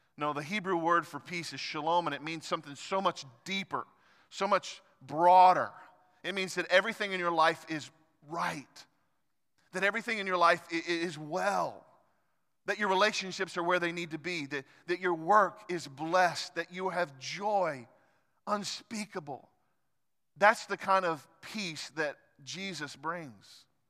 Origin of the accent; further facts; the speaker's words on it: United States; as American Christians